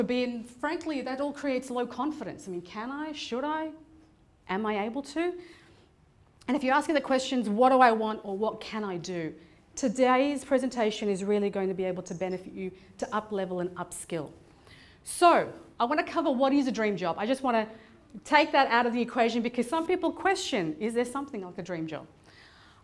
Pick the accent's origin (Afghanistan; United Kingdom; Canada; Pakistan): Afghanistan; moved away; I'm originally from Afghanistan